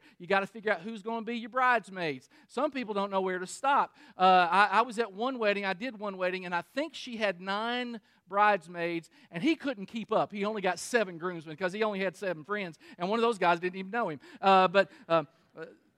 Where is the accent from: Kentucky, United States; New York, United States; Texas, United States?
Kentucky, United States; Danville; I'm from Kentucky. I'm from Danville, Kentucky, which is in Boyle County.